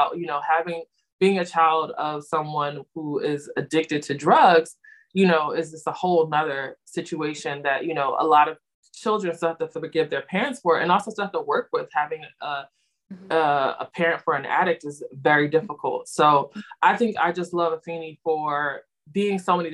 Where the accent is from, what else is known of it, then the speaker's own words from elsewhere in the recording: Philadelphia, Pennsylvania, United States; we're from Philly